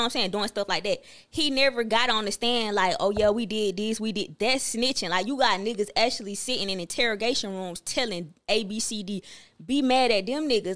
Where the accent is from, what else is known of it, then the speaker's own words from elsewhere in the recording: Atlanta, Georgia, United States; all the people from the city of Atlanta, we take that serious just because we was born and raised there.